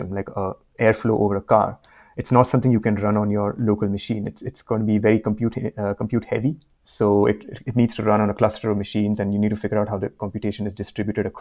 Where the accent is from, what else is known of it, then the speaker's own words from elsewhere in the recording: India; moved away as an adult; now in Vancouver, Canada; I'm currently in Vancouver, Canada, but yeah, it's been quite the road for me to get here. I'm originally from India. I did my mechanical engineering in undergrad back in India